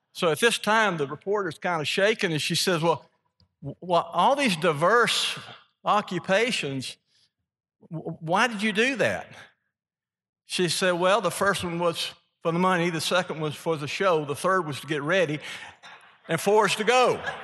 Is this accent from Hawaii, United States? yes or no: no; Mississippi, United States; from being from Mississippi